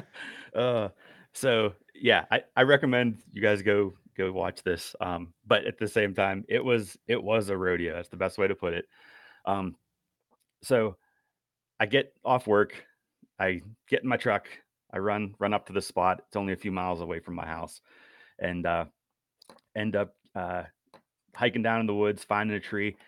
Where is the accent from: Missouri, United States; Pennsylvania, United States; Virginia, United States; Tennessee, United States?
Pennsylvania, United States; Western; now in York County, United States; I'm originally from Western P A, and so that's where, uh, I've been doing most of my hunting growing up